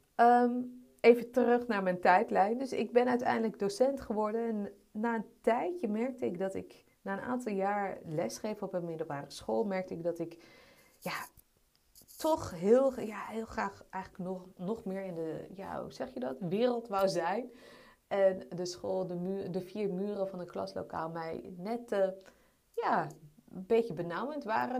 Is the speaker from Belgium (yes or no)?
no; Amsterdam, North Holland, Netherlands; Ik ben opgegroeid in Amsterdam